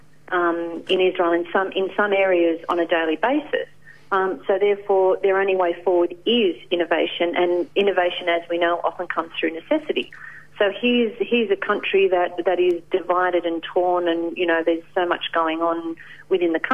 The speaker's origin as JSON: {"language": "English", "country": "Australia", "said": "I'm from Australia"}